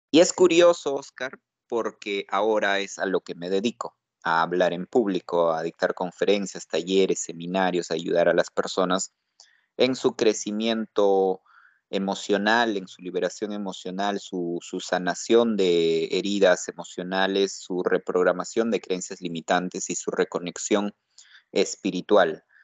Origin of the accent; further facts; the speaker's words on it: Huaraz, Ancash, Peru; Yo vengo de la ciudad de Huaraz y me preparé mucho, me esforcé mucho para estudiar